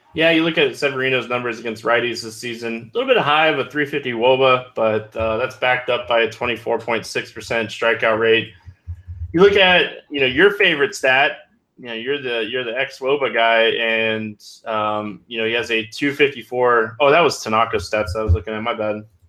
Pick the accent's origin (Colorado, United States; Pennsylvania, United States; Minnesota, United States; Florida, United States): Florida, United States; DeLand; a Deland, Florida boy, my hometown